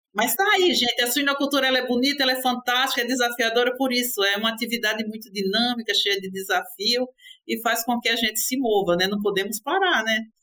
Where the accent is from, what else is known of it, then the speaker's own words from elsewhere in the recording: Recife, Pernambuco, Brazil; minha terra ficou, que é Recife, Pernambuco